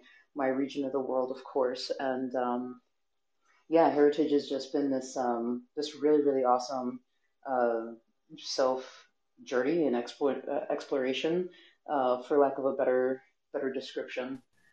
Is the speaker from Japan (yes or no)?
no; Andes, Venezuela; now in United States; I'm originally from the Andes of Venezuela, and a super nice white American family adopted me.